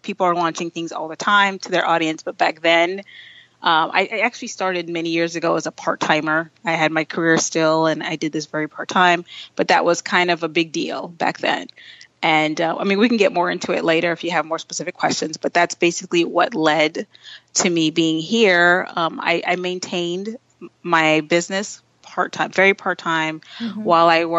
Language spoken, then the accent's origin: English; Haiti; moved away; I was born in Haiti